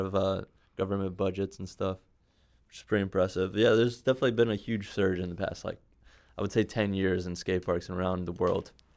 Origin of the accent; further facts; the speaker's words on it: New York City, New York, United States; moved away; also born or lived in Bronx; I was born in Manhattan. I, I, I spent some time in the Bronx when I was younger